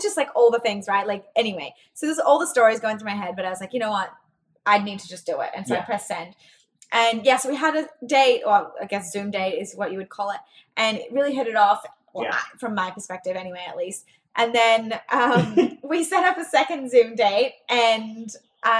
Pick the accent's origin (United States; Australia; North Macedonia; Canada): Australia; I was Australian